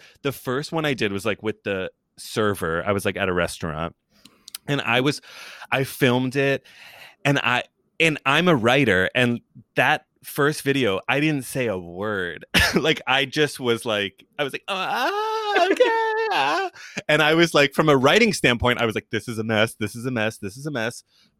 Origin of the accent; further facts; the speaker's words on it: New York City, New York, United States; now in Los Angeles, United States; I'm from New York, lived in New York, went to college for a second in New York, worked in New York before I moved to LA.